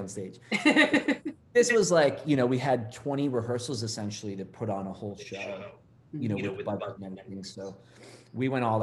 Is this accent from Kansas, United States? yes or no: no; Massachusetts, United States; now in Los Angeles, United States; I grew up in Massachusetts